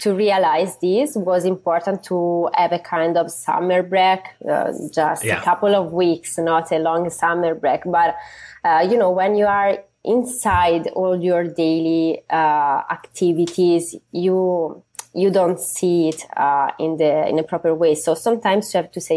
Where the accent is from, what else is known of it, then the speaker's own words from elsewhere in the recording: Tuscany, Italy; moved away as an adult; now in New York, United States; was living half in Italy, especially in Tuscany, in my hometown, in the countryside, and half time in New York